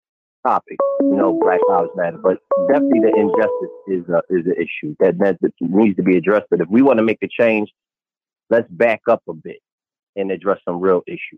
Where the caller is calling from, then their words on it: Philadelphia, Pennsylvania, United States; I'm calling from Philadelphia.